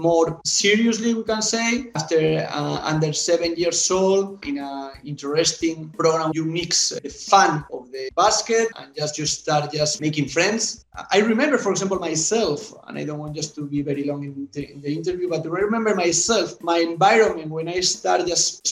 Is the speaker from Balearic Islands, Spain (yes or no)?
no; Alcora, Valencian Community, Spain; English is a second language; moved away as an adult; also born or lived in Italy / England; now in Gran Canaria, Spain; in a village close to Castellón, where I was born in Alcora